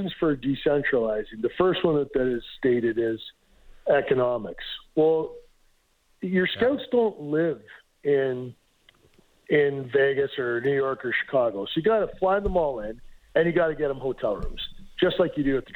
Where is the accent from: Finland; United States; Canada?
Canada; Peterborough, Ontario; I'm from Peterborough